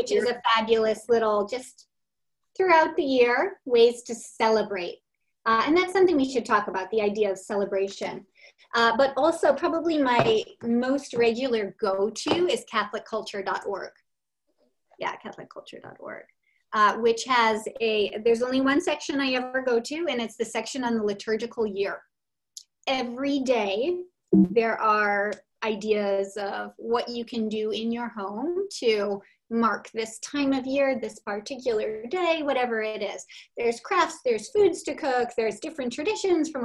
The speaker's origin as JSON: {"language": "English", "town": "Milwaukee", "region": "Wisconsin", "country": "United States", "tie": "born or raised there", "moved": "yes", "said": "I come from Milwaukee, Wisconsin, and we all celebrated St. Nicholas Day"}